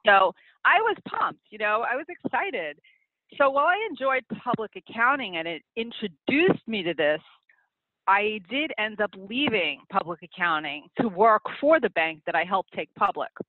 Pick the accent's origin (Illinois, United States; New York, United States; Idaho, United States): New York, United States; New York City; also born or lived in Long Island; I grew up in Queens